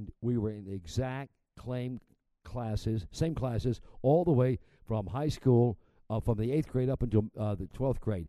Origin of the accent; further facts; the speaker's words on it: Memphis, Tennessee, United States; I'm from Memphis